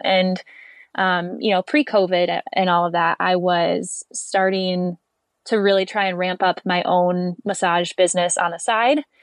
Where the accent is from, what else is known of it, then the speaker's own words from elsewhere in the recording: Michigan, United States; moved away as an adult; also born or lived in Alabama; I grew up in Michigan